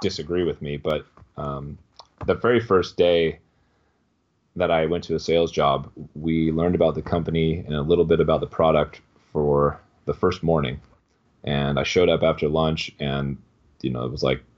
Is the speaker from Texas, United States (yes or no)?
no; Chico, California, United States; moved away as an adult; also born or lived in San Francisco Bay Area, California; now in Austin, United States; went home to my hometown, Chico, California